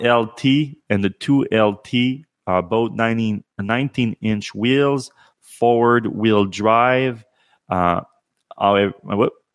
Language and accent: English; Canada; me being Canadian